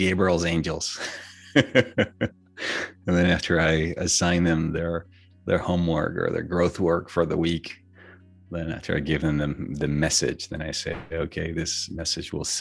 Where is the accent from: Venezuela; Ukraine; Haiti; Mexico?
Venezuela; moved away; Growing up in Venezuela, just birthdays was very important